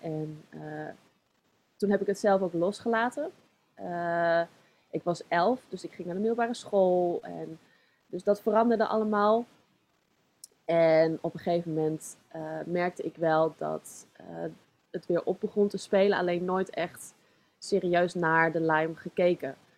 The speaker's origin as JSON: {"language": "Dutch", "town": "Zoetermeer", "region": "South Holland", "country": "Netherlands", "tie": "born or raised there", "also_born_or_lived": "Leidschendam", "said": "geboren in Leidschendam. Ik, eh, woon, eh, ik woonde toen in Zoetermeer. En eh, daar ben ik opgegroeid"}